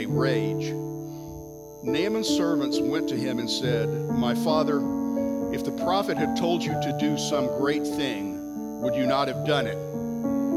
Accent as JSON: {"language": "English", "region": "Texas", "country": "United States", "said": "as a Texan"}